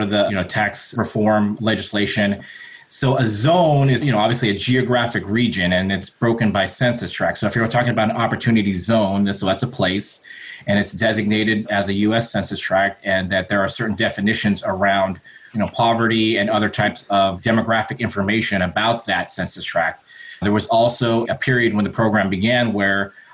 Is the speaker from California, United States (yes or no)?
yes; Southern California, United States; I was born in Southern California. My parents were immigrants from the Philippines.